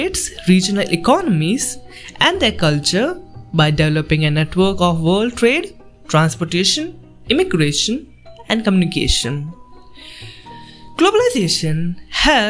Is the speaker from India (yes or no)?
yes; India; I'm from India